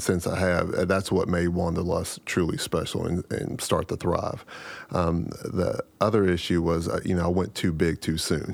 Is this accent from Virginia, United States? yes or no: yes; Rappahannock, Virginia, United States; now in Philippi, United States; I'm from Rappahannock, and it's actually, uh, smaller than, than Philippi